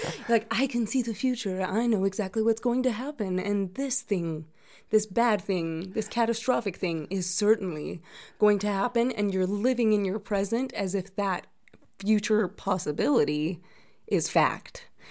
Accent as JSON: {"language": "English", "region": "Utah", "country": "United States", "said": "I am originally from Utah"}